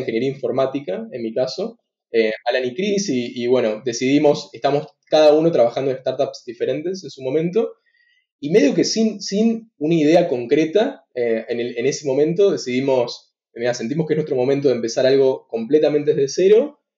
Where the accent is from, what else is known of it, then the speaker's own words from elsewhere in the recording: Argentina; soy argentino, fui al Instituto de nuevo Buenos Aires